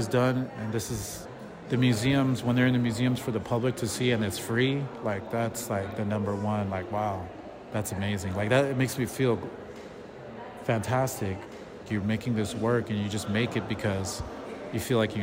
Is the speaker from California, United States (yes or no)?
yes; Pasadena, California, United States; also born or lived in Montebello; I grew up in the 90s in Pasadena, Montebello, San Gabriel Valley areas